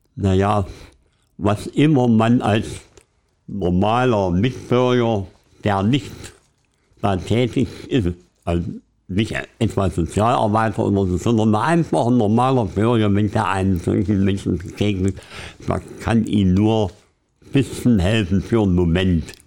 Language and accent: German; Querfurt, Saxony-Anhalt, Germany; stamme aus, aus der Gegend Süden, südwestlich von Halle, 40 Kilometer weg, aus Querfurt heißt die Stadt